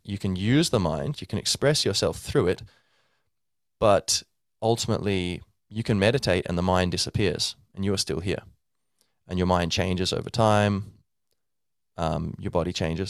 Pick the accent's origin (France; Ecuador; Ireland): Ireland; I'm Irish, descended from, um, uh, Irish stock. My whole family's Irish.